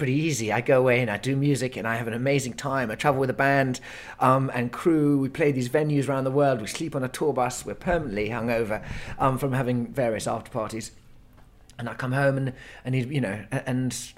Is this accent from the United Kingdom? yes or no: yes; United Kingdom; we're British men, ex-army, both of us